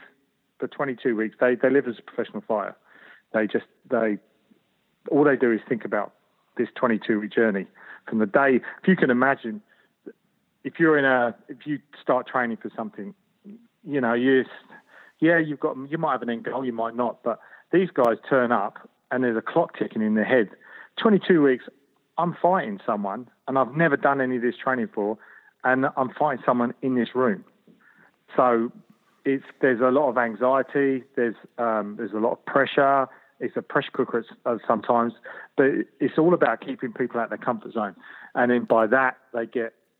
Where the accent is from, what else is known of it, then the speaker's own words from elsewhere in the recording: London, United Kingdom; moved away as an adult; now in Sydney, Australia; I grew up in London, so it's and not very nice part of London